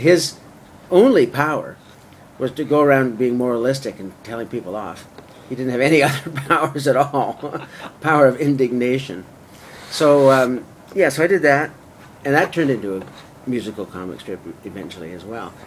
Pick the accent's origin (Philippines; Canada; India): Canada; Vancouver, British Columbia; moved away; also born or lived in Toronto / Los Angeles / London / San Francisco; I'm from Vancouver originally, but I moved to Toronto to be closer to the center of Canadian media